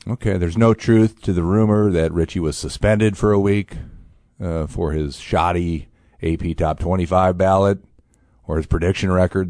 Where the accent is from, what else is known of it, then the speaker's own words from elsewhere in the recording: Indiana, United States; now in Champaign, United States; my home state, beautiful Indiana